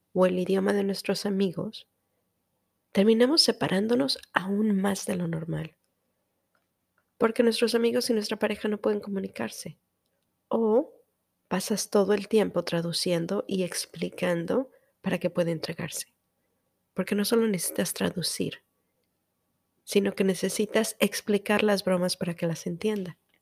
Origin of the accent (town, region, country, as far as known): Mexico; first language Spanish; now in United States